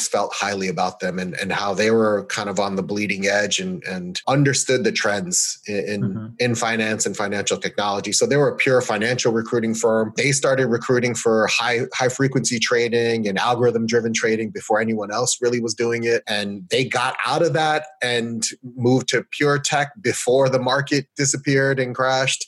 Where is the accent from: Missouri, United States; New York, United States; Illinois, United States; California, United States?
New York, United States; New York City; I'm a New Yorker born and raised